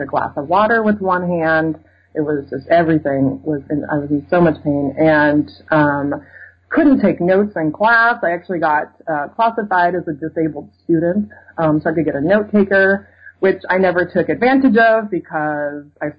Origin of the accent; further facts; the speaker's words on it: Seattle, Washington, United States; moved away as an adult; also born or lived in Illinois; now in Madison, United States; I'm from Seattle originally